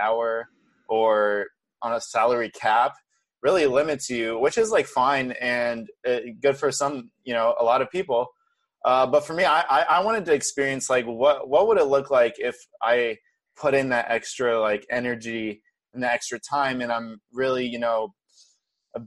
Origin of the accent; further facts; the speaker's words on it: Brazil; moved away; I was born and raised in Brazil